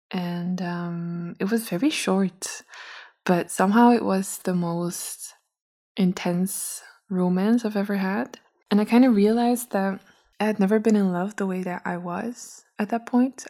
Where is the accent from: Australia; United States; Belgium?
Belgium; also born or lived in Brussels; I'm from Belgium. Uh, not from Brussels. I come from a little smaller city